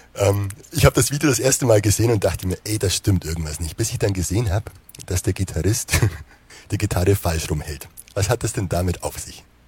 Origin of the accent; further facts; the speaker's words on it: Wehr near Basel, Southern Black Forest, Baden-Württemberg, Germany; wenn man hier aus dem Südschwarzwald an der Schweizer Grenze kommt